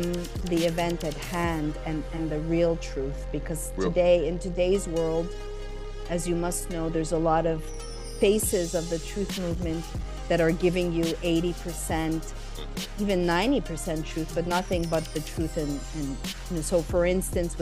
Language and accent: English; Montreal, Quebec, Canada; moved away as an adult; also born or lived in Los Angeles, United States; I grew up, I was born in 73, and I grew up in Montreal, Canada.